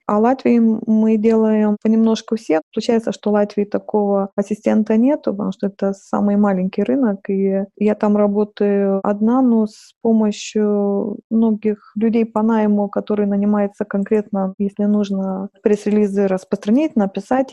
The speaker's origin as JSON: {"language": "Russian", "country": "Lithuania", "also_born_or_lived": "Saint Petersburg, Russia", "second_language": "Russian", "moved": "as an adult"}